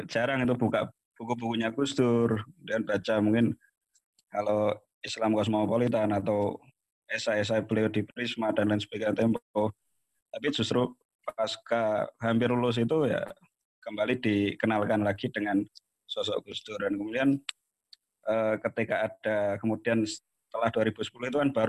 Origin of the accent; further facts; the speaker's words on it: Pekalongan, Central Java, Indonesia; di Pekalongan terutama di kampung saya itu NU deles jadi segala info mengenai NU kemudian PKB ya waktu itu cukup masif